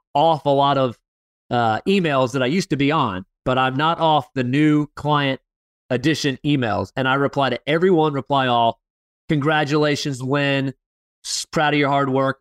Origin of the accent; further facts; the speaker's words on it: Fort Lauderdale, Florida, United States; moved away; Fort Lauderdale, Florida, my hometown